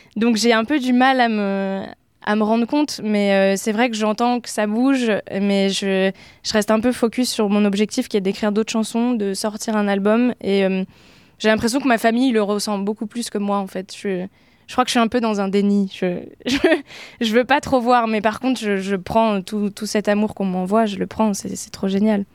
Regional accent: Oise, Picardy, Hauts-de-France, France; born or raised there; moved away as an adult; now in Paris, France

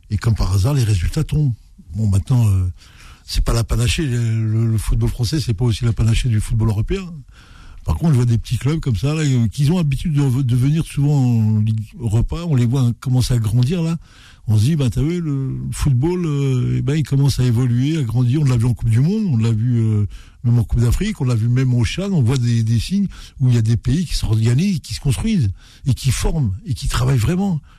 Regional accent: Nantes, Pays de la Loire, France; moi en tant que Nantais, j'étais fier de, l'équipe et de leur combativité.

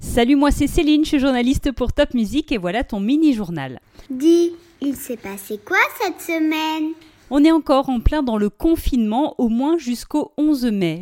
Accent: France; Chez nous en France

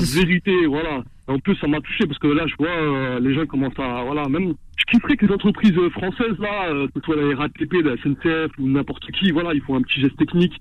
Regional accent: Morocco; moved away; c'est carrément mon pays natal

